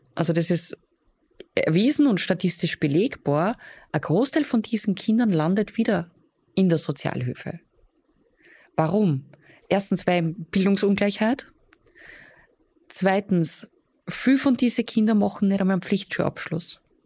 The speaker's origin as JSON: {"language": "German", "region": "Upper Austria", "country": "Austria", "said": "bei uns in Oberösterreich"}